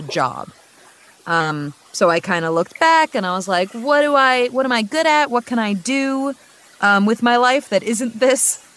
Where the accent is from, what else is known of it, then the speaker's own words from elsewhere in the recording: New York, United States; moved away as an adult; now in Texas, United States; I'm 24 and I'm from New York